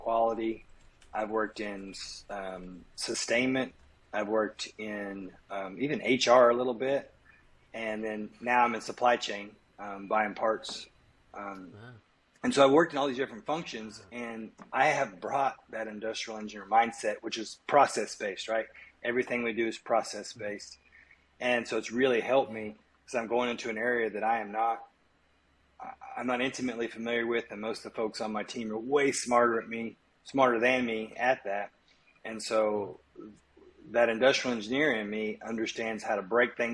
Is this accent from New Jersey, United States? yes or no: no; Kansas, United States; my hometown in Kansas